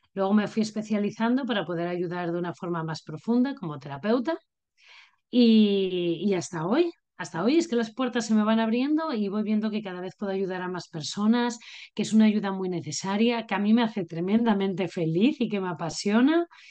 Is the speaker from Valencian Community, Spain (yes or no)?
no; Asturias, Spain; Yo soy asturiana